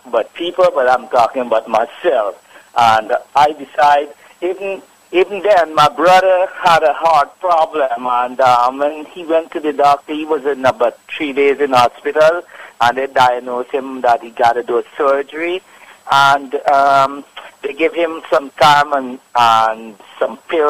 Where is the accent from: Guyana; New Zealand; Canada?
Guyana; moved away; I'm from Guyana